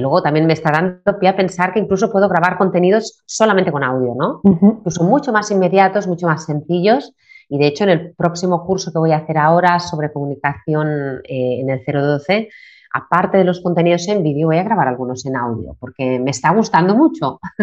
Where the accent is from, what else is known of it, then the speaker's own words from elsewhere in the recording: Barcelona, Catalonia, Spain; also born or lived in New York; now in Reggio Emilia, Italy; vivo pues en, Reggio Emilia, aunque soy de Barcelona, vivo en Reggio Emilia, Italia